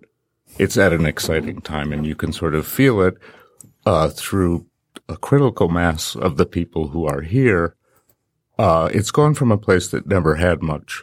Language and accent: English; Birmingham, Michigan, United States; now in Detroit, United States; I grew up in Birmingham for most of high school.